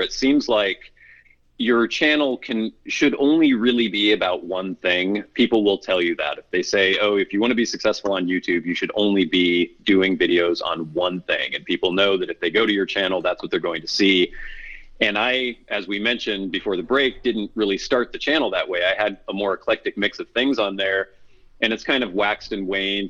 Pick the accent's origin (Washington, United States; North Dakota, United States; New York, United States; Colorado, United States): Washington, United States; Bellingham; also born or lived in Oregon / Southern California; I'm from pretty much the Pacific Northwest. It's where I've spent most of my life. I was born in Oregon, but my family's all from around the Bellingham, Washington area, and that's mostly where I've lived